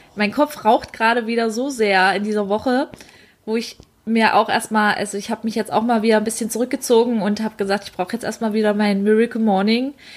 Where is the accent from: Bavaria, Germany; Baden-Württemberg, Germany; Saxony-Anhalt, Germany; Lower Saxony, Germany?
Saxony-Anhalt, Germany; Dessau; ich komme gebürtig aus Dessau